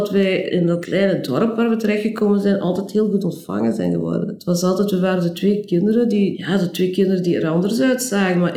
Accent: DR Congo; born there; Eh, ja, ik ben geboren in Belgisch Congo in 1956, eh, waar mijn ouders toen uh, verbleven.

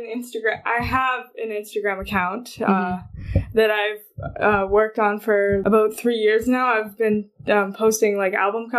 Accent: Sault Ste. Marie, Ontario, Canada; I was born and raised in the Sault. I've been here my whole life

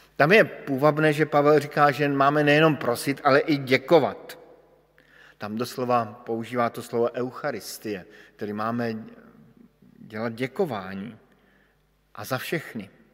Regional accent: Bohemia, Czechia; jsem přišel z Čech

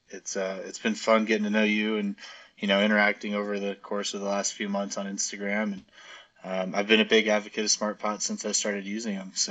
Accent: Arizona, United States; now in Colorado, United States; originally, I'm from Arizona, and I moved kind of all over the country, but ended up at Mizzou in Missouri for college

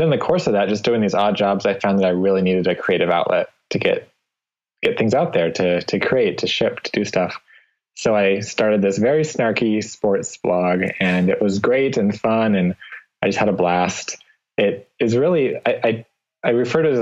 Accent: Nampa, Idaho, United States; now in Boise, United States; I was born and raised about 15 miles from here in a town called Nampa, Idaho

